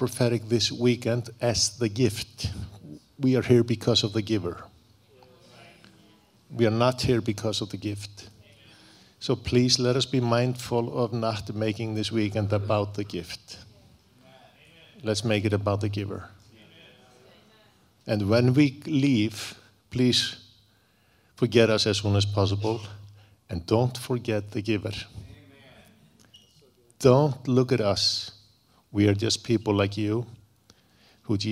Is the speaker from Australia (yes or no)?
no; Iceland; I'm from Iceland. I'm Icelandic.